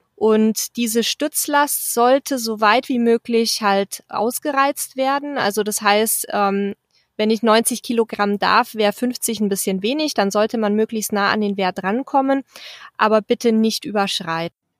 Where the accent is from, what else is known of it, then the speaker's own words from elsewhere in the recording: near Mertingen, Bavaria, Germany; aus dem bayerischen Mertingen, ganz nah meiner Heimat